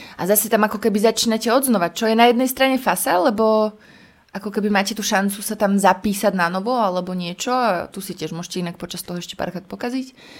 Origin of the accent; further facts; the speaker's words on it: Prievidza, Trenčín Region, Slovakia; moved away; also born or lived in Bojnice; ja predtým som žila v prievidzi úplne šťastná, ja som vyrastala na Zapotvočkoch